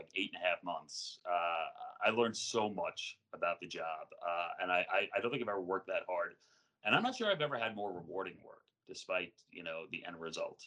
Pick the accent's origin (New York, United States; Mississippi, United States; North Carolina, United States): New York, United States; Long Island; moved away as an adult; also born or lived in Terre Haute, Indiana; I grew up on Long Island, but I grew up like 25 minutes from New York City